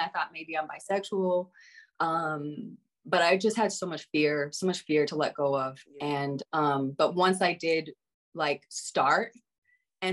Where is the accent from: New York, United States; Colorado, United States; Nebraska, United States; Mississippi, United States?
Colorado, United States; Colorado. Okay. And I grew up homeschooled